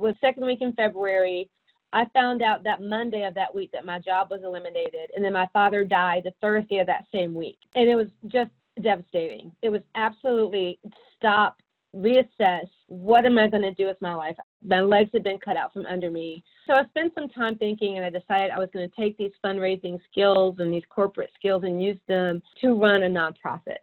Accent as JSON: {"language": "English", "town": "Atlanta", "region": "Georgia", "country": "United States", "tie": "born or raised there", "said": "I'm from Atlanta, native Atlantan"}